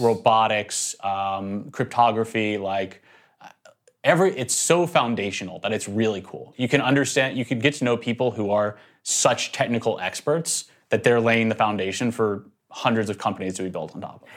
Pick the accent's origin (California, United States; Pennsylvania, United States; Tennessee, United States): Tennessee, United States; Nashville; moved away as an adult; also born or lived in North Carolina; I actually grew up in Nashville, Tennessee